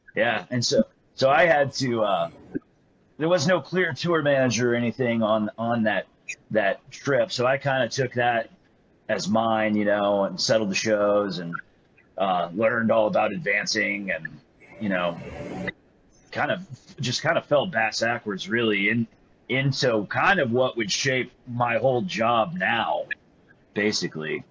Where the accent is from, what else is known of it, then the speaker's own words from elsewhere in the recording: Greenville, Texas, United States; growing up in Greenville, Texas